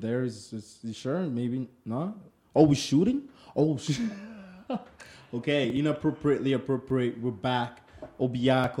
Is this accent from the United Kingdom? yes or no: no; Nigeria; we're both from Nigeria